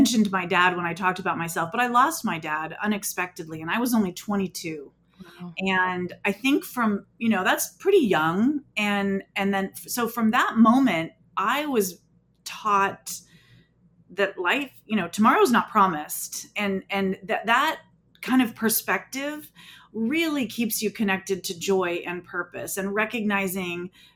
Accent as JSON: {"language": "English", "region": "Southern California", "country": "United States", "tie": "born or raised there", "said": "I was born and raised in Southern California"}